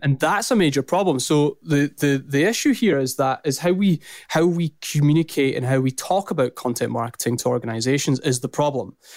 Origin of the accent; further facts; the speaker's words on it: Scotland, United Kingdom; accent: strong Scottish; also born or lived in St Andrews; my strong Scottish accent